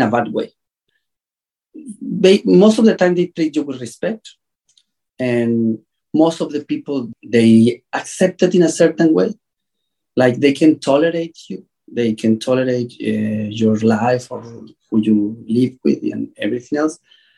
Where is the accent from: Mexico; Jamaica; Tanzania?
Mexico; I'm from Mexico.